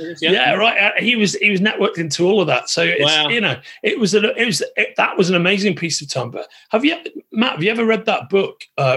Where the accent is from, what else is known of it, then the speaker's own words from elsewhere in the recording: Merseyside, North West England, United Kingdom; I'm actually from Merseyside, born and raised.